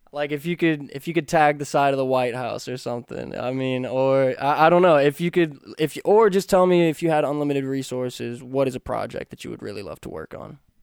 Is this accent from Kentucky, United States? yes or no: yes; Kentucky, United States; moved away; I'm from Kentucky, where a handshake is as good as a contract